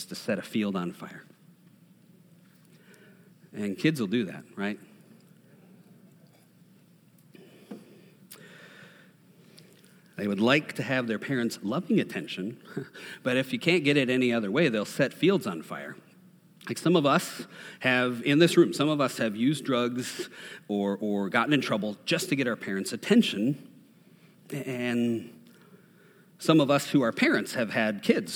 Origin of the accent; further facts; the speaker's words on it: Minnesota, United States; I'm from Minnesota